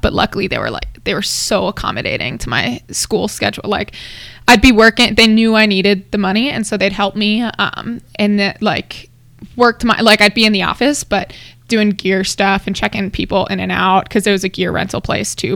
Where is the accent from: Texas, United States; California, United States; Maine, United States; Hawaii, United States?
Hawaii, United States; now in Colorado, United States; I'm from Hawaii